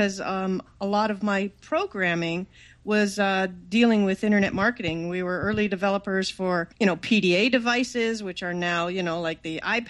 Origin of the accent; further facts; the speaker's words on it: Toronto, Ontario, Canada; moved away as an adult; now in California, United States; I'm from Toronto, Canada, and I moved to California to start this new internet thing.